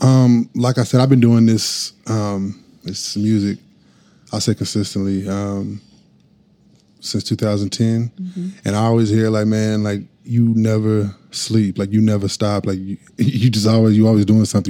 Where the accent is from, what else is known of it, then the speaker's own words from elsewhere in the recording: Norman, Oklahoma, United States; I am from Norman. Yes, ma'am. born and raised.